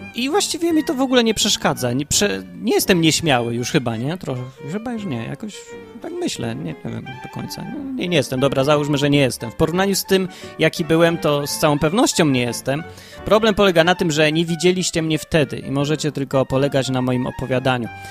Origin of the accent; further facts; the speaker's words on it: Kraków, Lesser Poland, Poland; najpierw się urodziłem w Krakowie